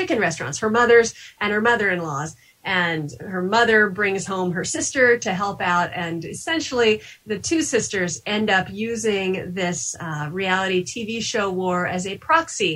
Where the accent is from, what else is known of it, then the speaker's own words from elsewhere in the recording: Kansas, United States; now in New Hampshire, United States; I live in New Hampshire now, even though I grew up in Kansas.